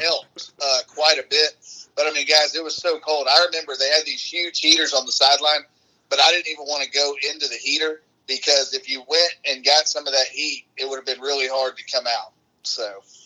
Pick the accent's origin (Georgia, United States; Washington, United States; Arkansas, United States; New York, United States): Georgia, United States; Atlanta; I went back home. I'm kinda from Metro Atlanta